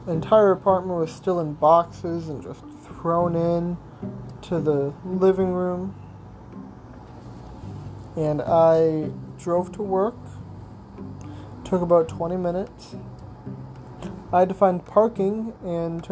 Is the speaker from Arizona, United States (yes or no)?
yes; Arizona, United States; I'm from Arizona